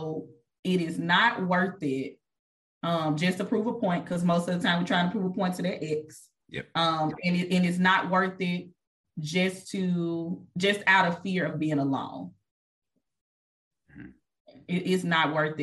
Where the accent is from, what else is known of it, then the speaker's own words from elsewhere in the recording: Mississippi, United States; moved away as an adult; now in Texas, United States; I moved here from Mississippi, born and raised. I moved here